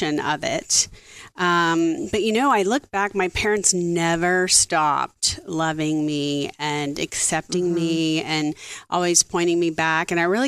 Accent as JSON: {"language": "English", "region": "South Louisiana", "country": "United States", "tie": "born or raised there", "said": "I grew up in South Louisiana"}